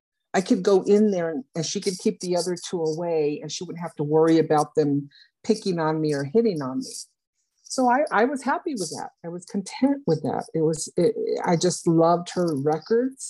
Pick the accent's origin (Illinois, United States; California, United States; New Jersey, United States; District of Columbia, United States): California, United States; Los Angeles County; moved away as an adult; also born or lived in Arkansas; now in South Florida, United States; I grew up in Los Angeles County, California.